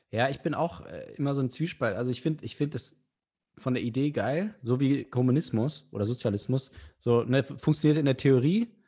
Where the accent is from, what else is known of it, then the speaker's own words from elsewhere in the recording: Hanover, Lower Saxony, Germany; Ich komme aus Hannover